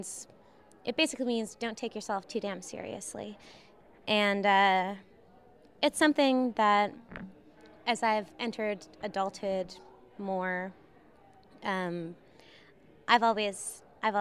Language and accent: English; Prince Edward Island, Canada; now in Austin, United States; I was born on Prince Edward Island in Canada.